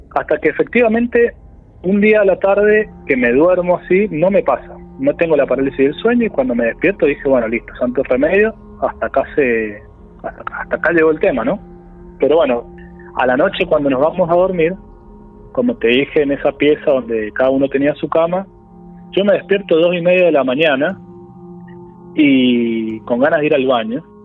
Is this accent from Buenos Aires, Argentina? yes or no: no; San Juan, Argentina; moved away as an adult; now in Córdoba, Argentina; Yo si bien vivo en Córdoba, yo soy de San Juan, este, vivo en Córdoba cuando me vine, desde que me vine a estudiar en el 2009 y me quedé